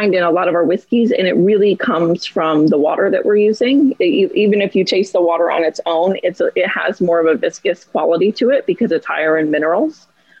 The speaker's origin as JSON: {"language": "English", "region": "New York", "country": "United States", "said": "I'm from the Finger Lakes."}